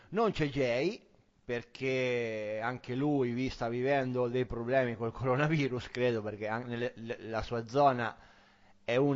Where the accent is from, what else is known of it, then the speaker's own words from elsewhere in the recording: Marche, Italy; io che sono marchigiano